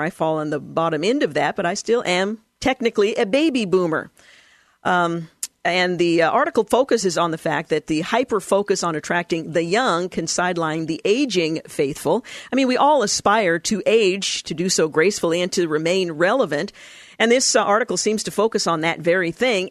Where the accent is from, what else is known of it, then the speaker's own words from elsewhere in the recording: Portland, Oregon, United States; I recall growing up in the House of Prayer for All Nations, the little church that I attended in Northeast Portland as a child up until the time that I was a young adult